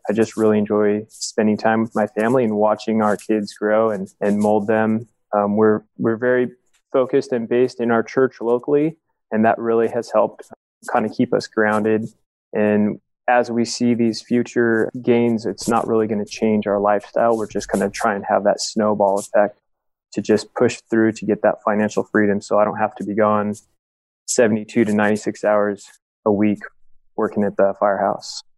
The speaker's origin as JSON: {"language": "English", "town": "Huntington Beach", "region": "California", "country": "United States", "tie": "born or raised there", "said": "I grew up in Huntington Beach"}